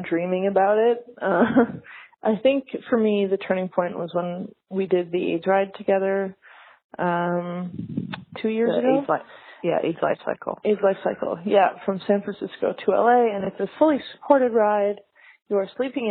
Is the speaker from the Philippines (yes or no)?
no; Canada; moved away as an adult; now in United States; I am from Canada.